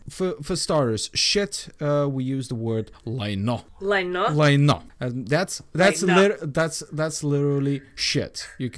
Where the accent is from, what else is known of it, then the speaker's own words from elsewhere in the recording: Bulgaria; first language Bulgarian; English is a second language; moved away; also born or lived in Sweden; I'm Bulgarian by nationality. Okay. So Bulgarian is my mother language. English is my pseudo second mother language.